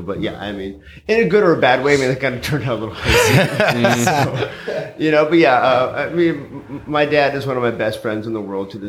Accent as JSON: {"language": "English", "town": "Helena", "region": "Montana", "country": "United States", "tie": "born or raised there", "said": "Originally, I'm from Montana. Grew up in Helena. I grew up on a yoga retreat ranch way in the mountains."}